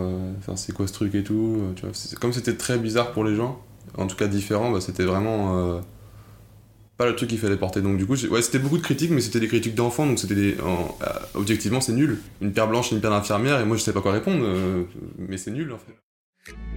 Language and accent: French; Lyon, Auvergne-Rhône-Alpes, France; also born or lived in Angers; Je suis arrivé d'Angers à, Lyon. J'étais en CE2